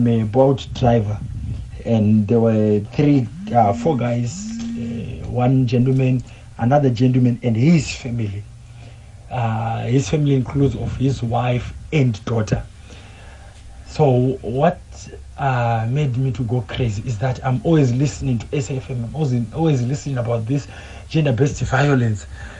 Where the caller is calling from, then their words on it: Durban, KwaZulu-Natal, South Africa; Hi, SFM and team. … here from Durban.